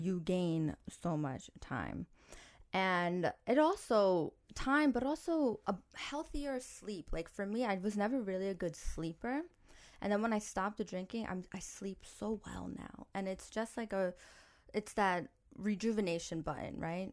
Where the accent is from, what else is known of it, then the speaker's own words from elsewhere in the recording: New York, United States; I grew up in New York